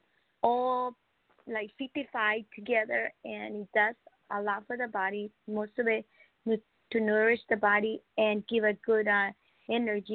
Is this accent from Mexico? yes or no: yes; Mexico; now in California, United States; I'm from Mexico. So I live here in California, beautiful state